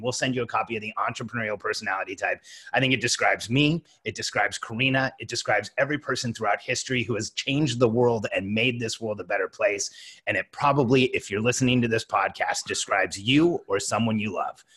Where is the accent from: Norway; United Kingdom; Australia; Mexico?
Mexico; And I'm from Mexico